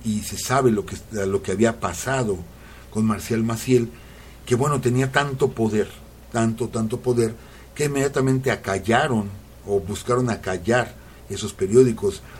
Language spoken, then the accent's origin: Spanish; Cotija de la Paz, Michoacán, Mexico; moved away; yo nací ahí, en Cotija de la Paz